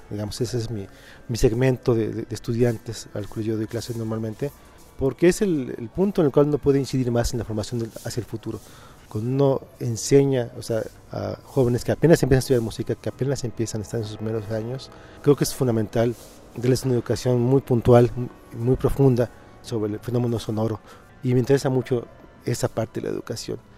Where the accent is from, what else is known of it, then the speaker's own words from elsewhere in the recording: Mérida, Yucatán, Mexico; moved away as an adult; also born or lived in Mexico City / Morelia; Yo soy de Mérida, nací en Mérida, me formé profesionalmente en, la UNAM